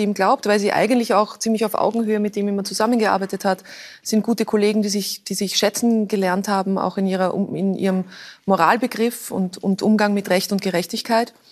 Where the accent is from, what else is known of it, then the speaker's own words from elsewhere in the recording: Lower Austria, Austria; Ich bin an der Donau aufgewachsen und äh, für uns der, der Weg zum Heurigen ist ein naher und oft gefahrener oder gegangener.